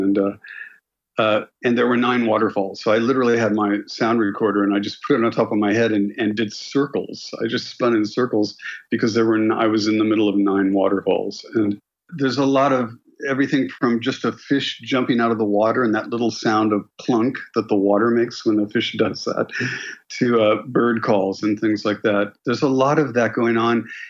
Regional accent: Los Angeles, California, United States; moved away; also born or lived in London; I grew up in Los Angeles

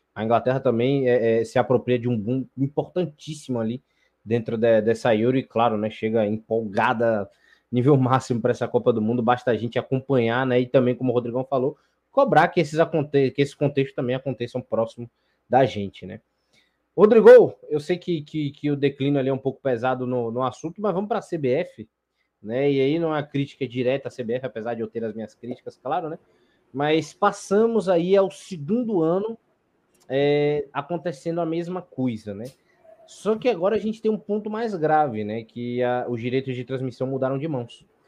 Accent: Bahia, Brazil; eu sou baiano

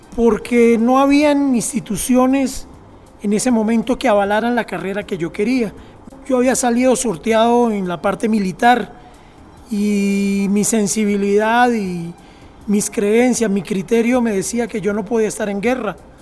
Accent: Colombia; moved away; Nosotros como cultura chipcha en Colombia, de donde yo nací, también estamos en una meseta, ¿no? Que es el antiplano cundiboyacense. Entonces de ahí pertenezco yo

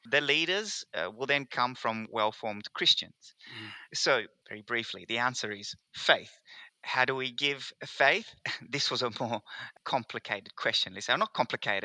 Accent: Perth, Western Australia, Australia; also born or lived in Rome, Italy; I am from Perth, WA, but I actually came to Australia in 1993 from Rome, Italy, with my family

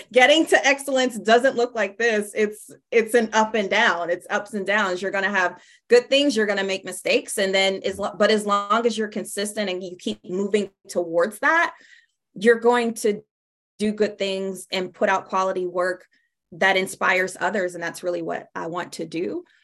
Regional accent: Pittsburgh, Pennsylvania, United States; now in Tampa, United States; I'm originally from Pittsburgh, Pennsylvania.

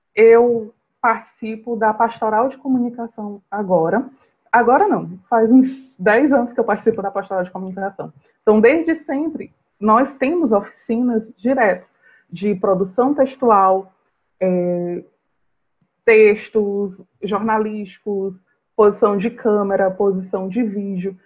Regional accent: São Luís, Maranhão, Brazil; eu sou de São Luís do Maranhão

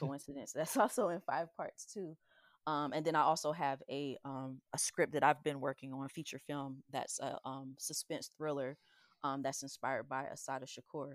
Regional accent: the South, United States; growing up in the South

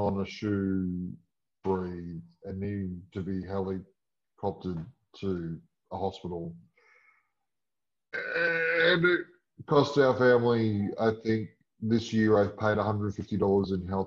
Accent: Australia; I'm Australian.

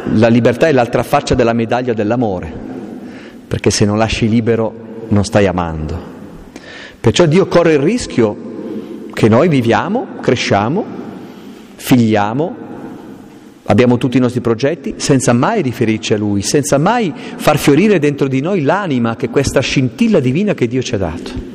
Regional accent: Aosta Valley, Italy; io sono valdostano, vengo dalle montagne profonde

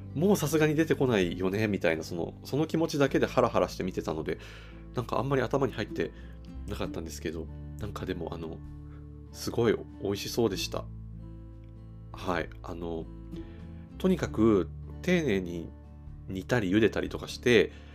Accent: Toyama, Japan; now in Tokyo, Japan; 僕富山県出身なんですけど富山で、その母親とかが、照り焼きにしてるのとかすっごい食べてたんですよ

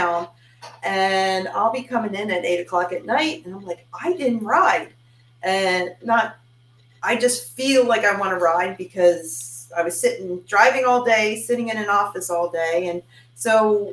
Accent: Pennsburg, Pennsylvania, United States; now in LaPorte, United States; My hometown's about an hour outside Philadelphia

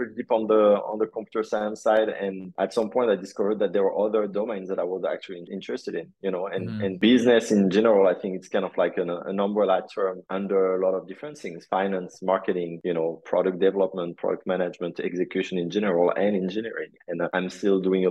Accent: Paris, Île-de-France, France; moved away as an adult; now in New York, United States; I'm French. I grew up in Paris. I came to the US about 15 years ago

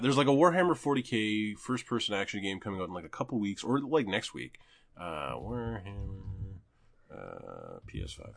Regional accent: Canada; as a Canadian

